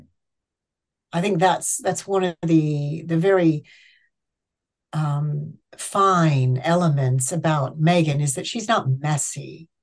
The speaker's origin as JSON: {"language": "English", "country": "United States", "moved": "yes", "lives_now": "England, United Kingdom", "said": "I live in England, and I'm an American"}